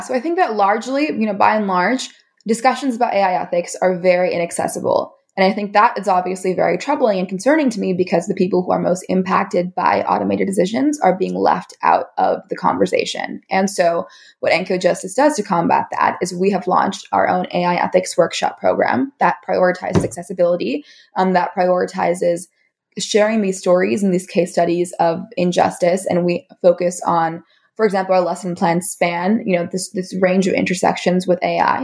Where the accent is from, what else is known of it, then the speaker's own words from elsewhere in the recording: California, United States; my home state of California in the US